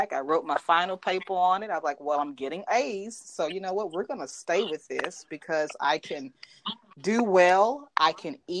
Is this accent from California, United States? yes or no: no; Birmingham, Alabama, United States; accent: Southern; I am proudly from Birmingham, Alabama. So I'm from the 205